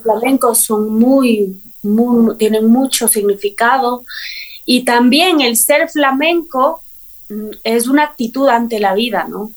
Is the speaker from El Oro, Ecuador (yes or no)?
no; Quito, Pichincha, Ecuador; yo eh, nací en Quito, soy ah. quiteña